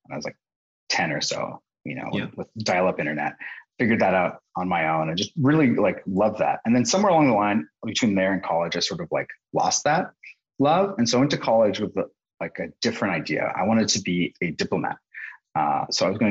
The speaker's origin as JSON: {"language": "English", "town": "Santa Barbara", "region": "California", "country": "United States", "tie": "born or raised there", "also_born_or_lived": "New York", "lives_now": "San Francisco, United States", "said": "I grew up in Santa Barbara and currently located in San Francisco, but with a couple of years in New York"}